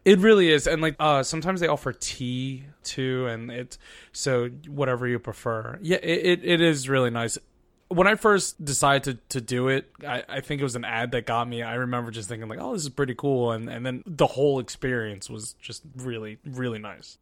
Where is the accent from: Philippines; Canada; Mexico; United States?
Philippines; I'm Filipino